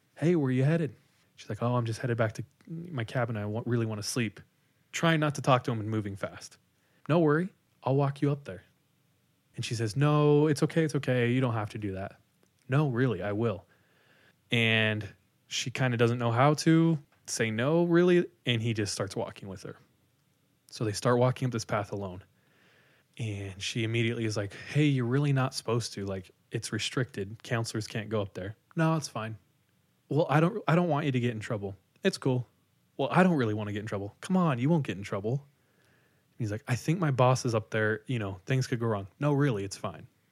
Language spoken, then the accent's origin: English; Visalia, California, United States; I grew up in Visalia, which is forty-five minutes from Fresno